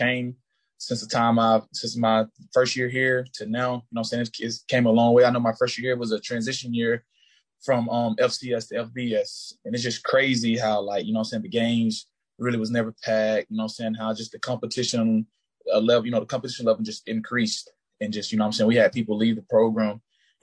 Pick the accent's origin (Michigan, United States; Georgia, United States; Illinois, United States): Georgia, United States; Bowdon; moved away as an adult; I'm from Bowden, Georgia, man. It's a small town. I graduated with like 63 people, I want to say. Right then, we have like three red lights in our hometown.